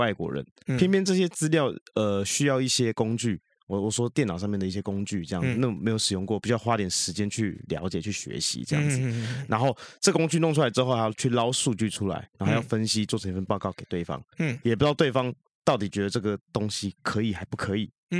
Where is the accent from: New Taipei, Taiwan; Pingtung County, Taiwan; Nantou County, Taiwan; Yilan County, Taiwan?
New Taipei, Taiwan; Xindian; now in Taipei, Taiwan; 对对对，搬到台北市，这离离我老家也比较近啊。